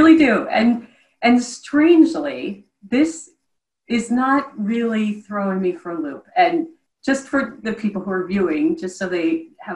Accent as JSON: {"language": "English", "region": "Midwest", "country": "United States", "said": "I'm from the Midwest, stone cold heart of the Midwest, and was raised by very practical parents"}